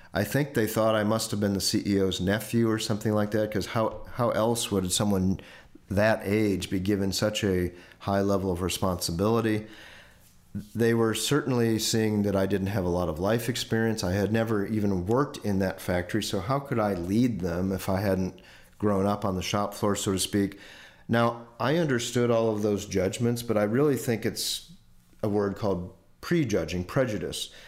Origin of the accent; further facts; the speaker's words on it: Indiana, United States; moved away; I grew up in Indiana, kind of near Chicago